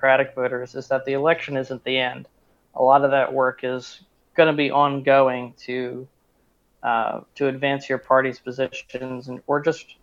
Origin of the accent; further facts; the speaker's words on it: Philadelphia, Pennsylvania, United States; now in Southern California, United States; I'm from Philadelphia, graduated from Ursinus College